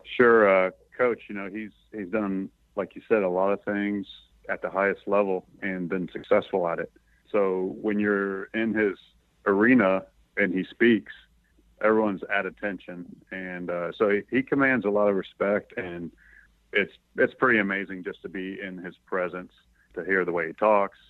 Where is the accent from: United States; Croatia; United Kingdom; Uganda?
United States; East Coast; moved away; I'm from the East Coast